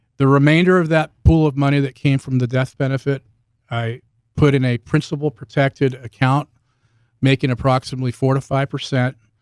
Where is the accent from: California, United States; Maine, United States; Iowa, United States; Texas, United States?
California, United States; Bay Area, Northern; moved away as an adult; now in Southern Utah, United States; I'm from the Bay Area in Northern California. I spent fifty-two years, uh, in Northern California before moving here a couple years ago